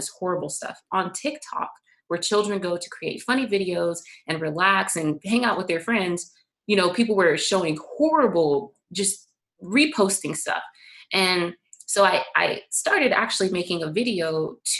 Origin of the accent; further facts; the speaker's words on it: Florida, United States; I grew up in Florida on the East Coast